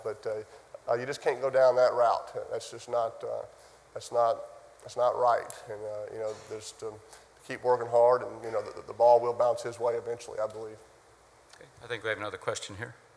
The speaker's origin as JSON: {"language": "English", "town": "New Orleans", "region": "Louisiana", "country": "United States", "said": "I'm from New Orleans, Louisiana"}